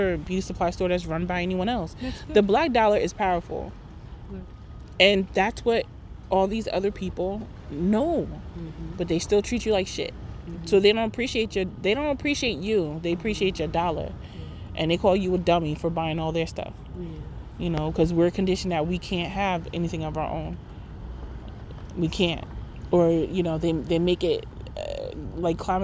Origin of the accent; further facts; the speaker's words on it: Rahway, New Jersey, United States; my hometown of Rahway.